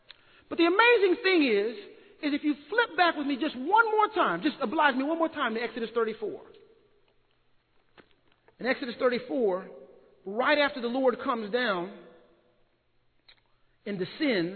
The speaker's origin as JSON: {"language": "English", "town": "Austin", "region": "Texas", "country": "United States", "said": "I'm from Austin"}